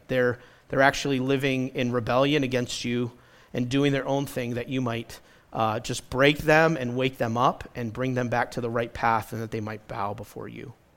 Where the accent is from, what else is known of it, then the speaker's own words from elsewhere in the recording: New England, United States; I grew up in New England with lots of stone walls.